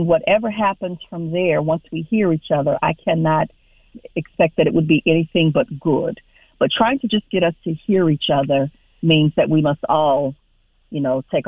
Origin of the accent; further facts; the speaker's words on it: Houston, Texas, United States; now in Raleigh, United States; I'm originally from Houston, Texas